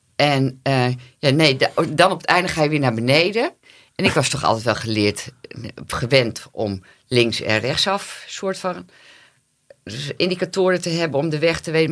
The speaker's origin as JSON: {"language": "Dutch", "town": "Oosterwolde", "region": "Friesland", "country": "Netherlands", "tie": "born or raised there", "moved": "yes", "said": "ik kom uit Oosterwolde"}